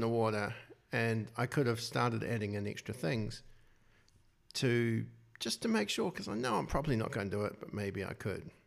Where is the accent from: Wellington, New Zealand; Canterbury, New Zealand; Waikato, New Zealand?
Wellington, New Zealand; I'm from Wellington